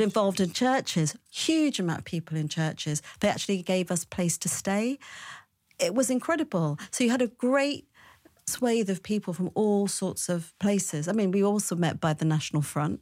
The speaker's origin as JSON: {"language": "English", "region": "London", "country": "United Kingdom", "tie": "born or raised there", "said": "I was born in West London"}